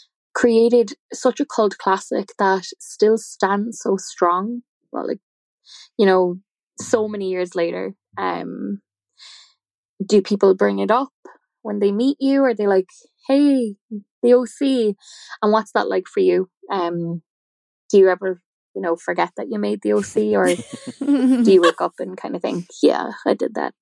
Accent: Ireland; I'm from Ireland

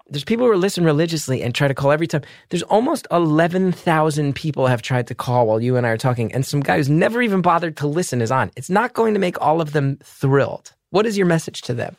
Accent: New Jersey, United States; I grew up in the Northeast in the 90s.

